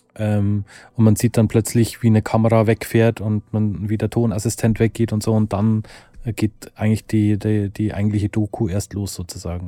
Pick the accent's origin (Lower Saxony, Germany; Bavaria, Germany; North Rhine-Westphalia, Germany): Bavaria, Germany; Lower; wir kommen beide aus Niederbayern, also Konstantin und ich